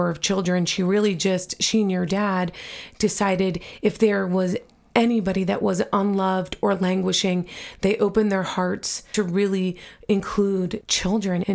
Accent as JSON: {"language": "English", "region": "New York", "country": "United States", "tie": "born or raised there", "said": "I grew up in New York"}